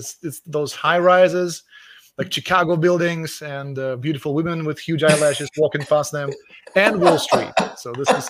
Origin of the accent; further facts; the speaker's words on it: Russia; moved away as an adult; Yeah, I'm Russian, very much Russian. So I grew up in Russia. I lived in Russia for the first 21 years of my life. And actually, I was born in Soviet Union